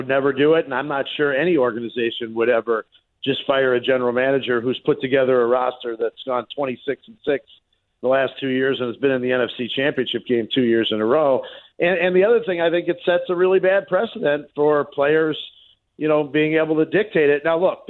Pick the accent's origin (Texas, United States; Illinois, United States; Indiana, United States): Illinois, United States; Chicago; I grew up in Chicago. It took me a long time for people to stop looking at me as an outsider.